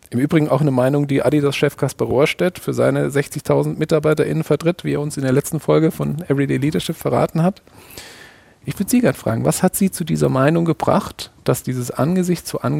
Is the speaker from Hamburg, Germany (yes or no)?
yes; Hamburg, Germany; Ich war kürzlich endlich mal wieder in der Elbphilharmonie in Hamburg. Ich bin Hamburger